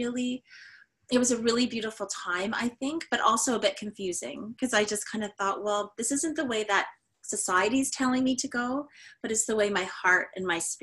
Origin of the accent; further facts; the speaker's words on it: Canada; we are as Canadian as it gets